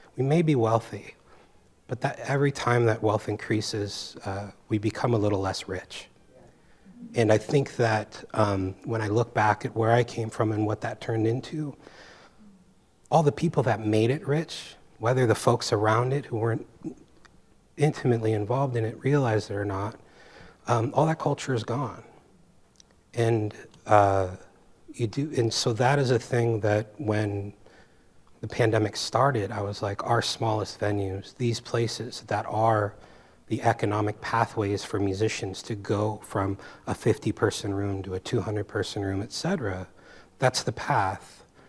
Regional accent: San Francisco, California, United States; moved away as an adult; I came here from San Francisco, from the Bay Area

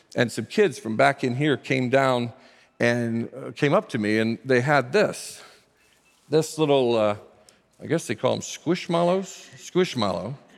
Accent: Northern Indiana, United States; moved away as an adult; also born or lived in West Virginia; now in Southern California, United States; I'm from Northern Indiana, a factory worker's kid

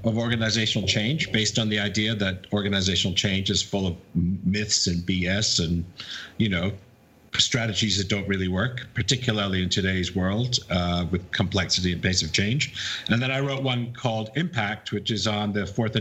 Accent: United Kingdom; moved away; also born or lived in Wisconsin, United States / New York, United States; I'm a Brit

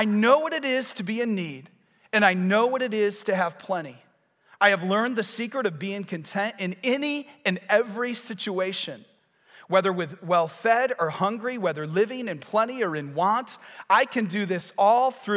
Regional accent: United States; I'm American too

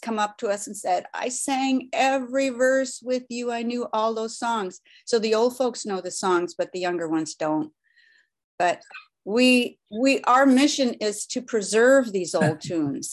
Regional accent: Seattle, Washington, United States; first language Norwegian; I was born in Seattle, Swedish hospital

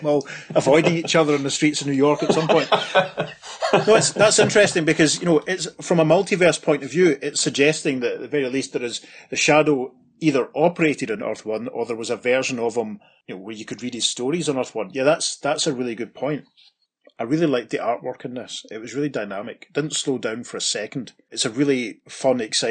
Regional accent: Scotland, United Kingdom; as a British person, as a Scot

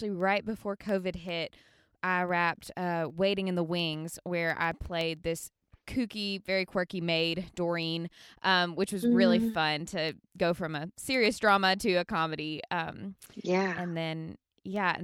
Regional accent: Birmingham, Alabama, United States; moved away as an adult; now in Franklin, United States; I grew up in Birmingham, Alabama, and then I moved here about 3 years ago.

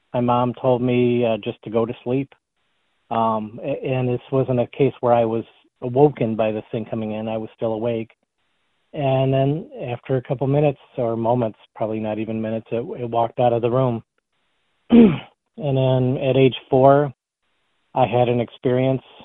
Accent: Sterling Heights, Michigan, United States; now in Clawson, United States; I grew up in Sterling Heights, um, lived there until I was my early 20s, and then moved to the Royal Oak Clawson area.

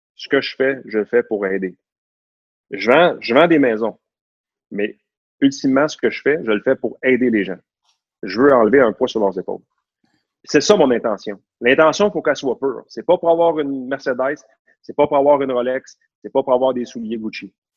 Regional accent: Laval, Quebec, Canada; je suis né à Laval, j'ai grandi à Laval, à Vimont, proche de la Cité de la Santé

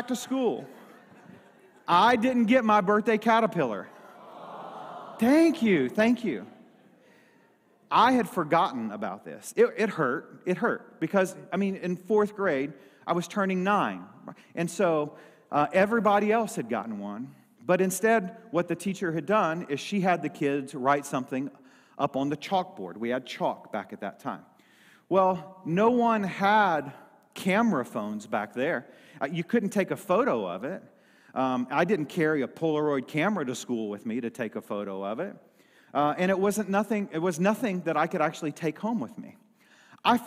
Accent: Lilbourn, Missouri, United States; also born or lived in Dexter, Missouri; we had moved out of the town from the church that I was actually raised up in. I moved from Lilburn, Missouri to Dexter, Missouri.

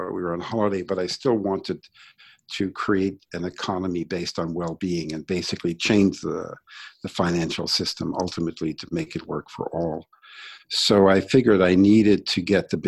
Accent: New York City, New York, United States; I grew up in Brooklyn

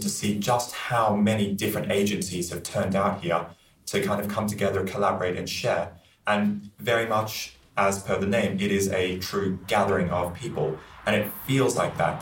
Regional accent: Australia; also born or lived in London, United Kingdom; I'm a paramedic from Australia and I've been spending the past 6 months in London, UK

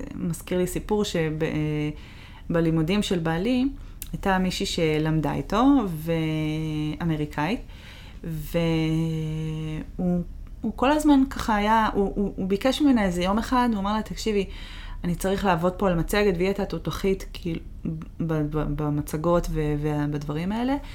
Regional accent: Israel; moved away as an adult; also born or lived in Boston, United States / Seattle, United States / Toronto, Canada; now in United States

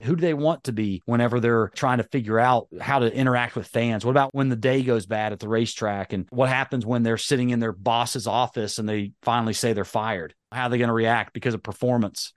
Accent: North Carolina, United States; accent: Southern drawl; I'm from North Carolina, you know, I got a little bit of Southern drawl

